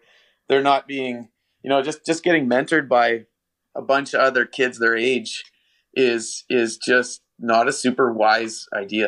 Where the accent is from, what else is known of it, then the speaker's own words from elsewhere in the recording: Northern Ontario, Canada; Northern Ontario, we're way up in the middle of nowhere. My dad was a logger, and we lived just in a tiny little house